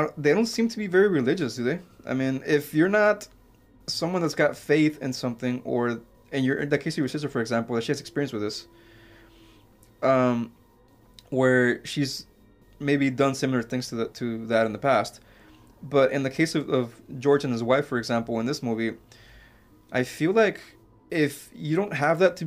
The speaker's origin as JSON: {"language": "English", "country": "Mexico", "tie": "born or raised there", "said": "I was born in Mexico"}